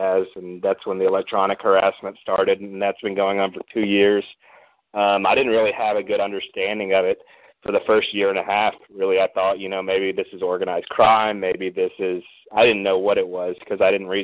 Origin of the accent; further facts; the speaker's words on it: Fort Worth, Texas, United States; I'm from Fort Worth